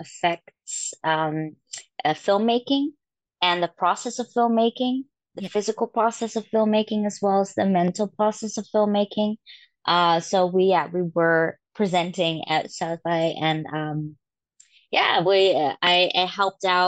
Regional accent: Amsterdam, North Holland, Netherlands; I'm born and raised in Europe in Amsterdam, the Netherlands

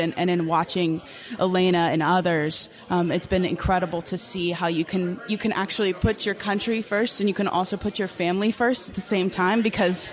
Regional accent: Charlotte, North Carolina, United States; now in Lynchburg, United States; I'm originally from Charlotte, North Carolina, but I currently reside most of the time in Lynchburg, Virginia these days

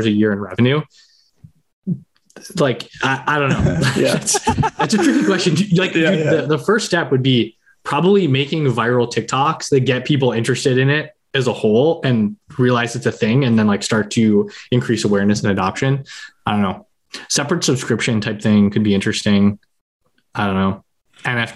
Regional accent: Canada; We're both Canadian

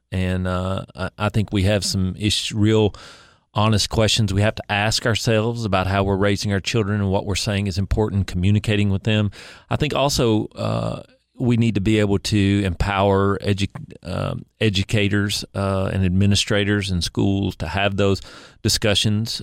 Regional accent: Kingsport, Tennessee, United States; I was born in Kingsport, uh, raised there, went to public school there

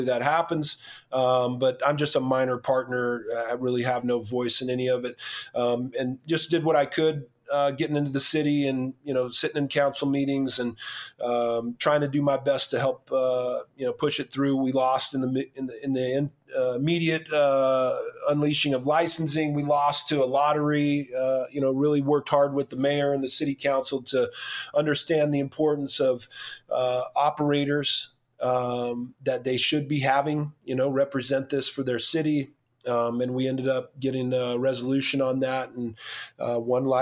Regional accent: Moreno Valley, California, United States; I'm a partner in one of the locations in my hometown in Moreno Valley, California

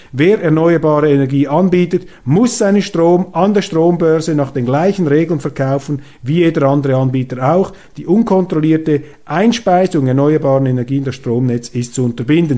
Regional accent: Switzerland

